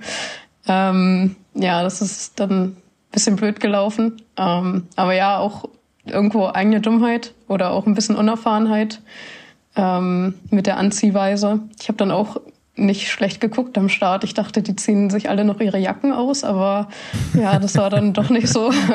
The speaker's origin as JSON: {"language": "German", "town": "Sonnewalde", "region": "Brandenburg", "country": "Germany", "tie": "born or raised there", "moved": "yes", "said": "Ich komme aus Sonnewalde."}